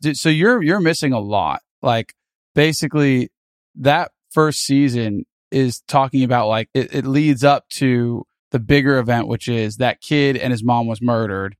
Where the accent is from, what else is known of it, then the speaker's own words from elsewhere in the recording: United States; as a American